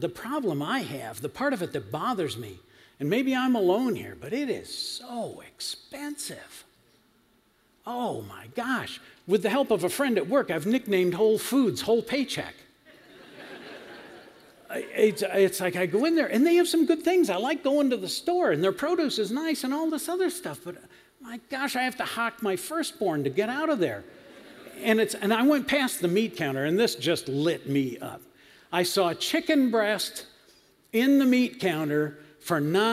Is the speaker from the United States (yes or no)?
yes; Western New York, United States; I grew up in Western New York, fruit and vegetable belt of America